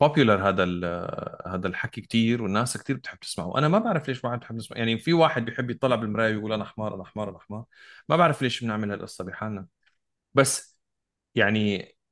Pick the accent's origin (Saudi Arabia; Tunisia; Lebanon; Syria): Syria; انا سوري